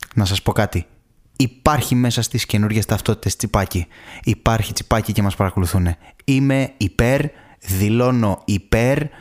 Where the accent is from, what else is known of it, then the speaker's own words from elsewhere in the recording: Thessaloniki, Central Macedonia, Greece; moved away; στην αγαπημένη μου πατρίδα, στην μάνα που με γέννησε, στην αγαπημένη Θεσσαλονίκη